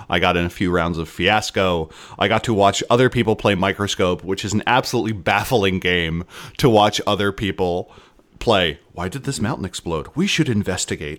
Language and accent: English; Philadelphia, Pennsylvania, United States; I am from Philadelphia